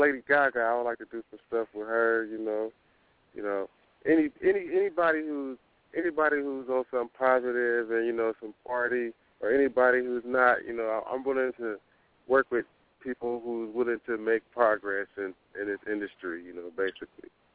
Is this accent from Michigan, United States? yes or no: no; Sacramento, California, United States; I'm from South Sacramento. You know, I grew up in the South area, all around Meadowview, Florence